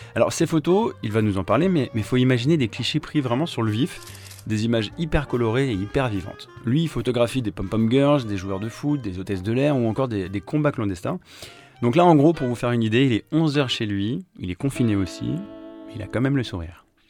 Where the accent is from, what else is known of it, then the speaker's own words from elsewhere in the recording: Texas, United States; moved away; also born or lived in New York; j'ai grandi au Texas